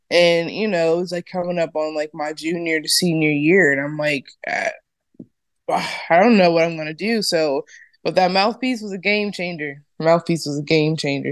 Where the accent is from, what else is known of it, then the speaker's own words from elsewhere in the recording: Ohio, United States; moved away as an adult; also born or lived in New Jersey / New York; I'm from Ohio